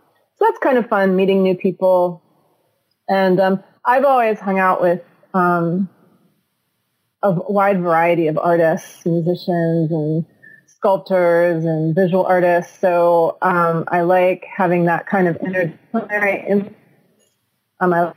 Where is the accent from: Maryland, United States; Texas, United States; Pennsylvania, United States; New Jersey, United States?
Pennsylvania, United States; Beaver Falls; moved away as an adult; also born or lived in New Hampshire / San Francisco, California / Lincoln, Nebraska; now in Pittsburgh, United States; I grew up north of here in a town called a mill town called Beaver Falls.